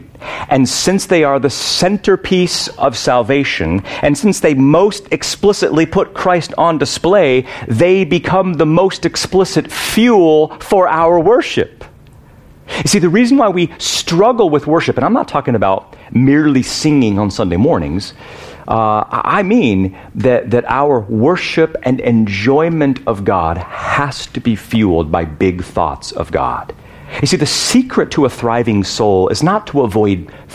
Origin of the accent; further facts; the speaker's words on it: United States; I'm American